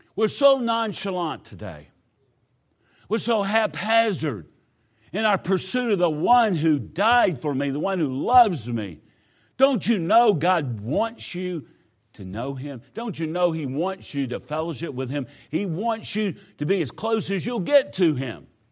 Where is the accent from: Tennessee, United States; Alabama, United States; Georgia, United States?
Georgia, United States; Southwest; moved away; I grew up in Georgia, not the part you are in. I was down Southwest Georgia